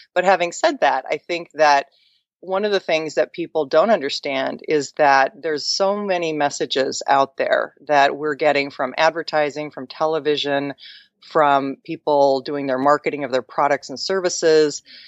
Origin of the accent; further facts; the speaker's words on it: Mercer Island, Washington, United States; where I grew up in Seattle, I grew up on an island called Mercer Island